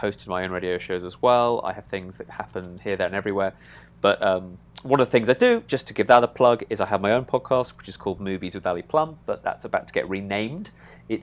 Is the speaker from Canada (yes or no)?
no; United Kingdom; as a Brit